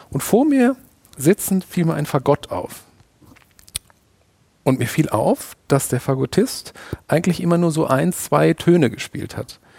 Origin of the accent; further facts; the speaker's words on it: Hamburg, Germany; Ich war kürzlich endlich mal wieder in der Elbphilharmonie in Hamburg. Ich bin Hamburger